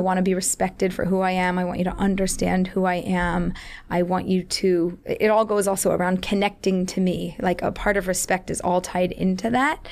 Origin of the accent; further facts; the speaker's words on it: Philadelphia, Pennsylvania, United States; moved away; I was born and raised in Philadelphia